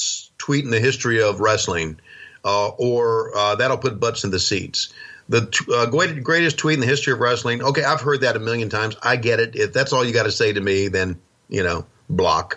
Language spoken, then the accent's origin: English; Virginia, United States; moved away; from a small town in Virginia.